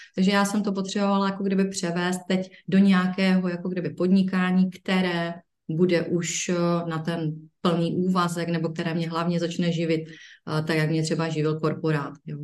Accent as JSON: {"language": "Czech", "town": "Ostrava", "region": "Moravian-Silesian Region", "country": "Czechia", "said": "tady u nás v Ostravě"}